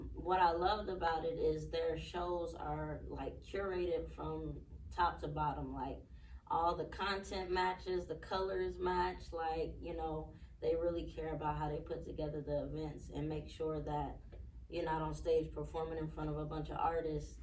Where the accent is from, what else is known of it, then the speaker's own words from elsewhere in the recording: Tulsa, Oklahoma, United States; moved away as an adult; also born or lived in Muskogee, Oklahoma; now in Atlanta, United States; I was born in Muskogee, And I grew up in Tulsa